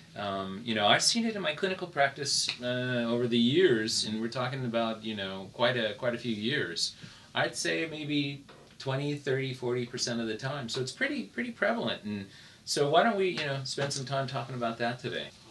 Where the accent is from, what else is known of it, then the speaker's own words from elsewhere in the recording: United States; I was accustomed to growing up in the United States.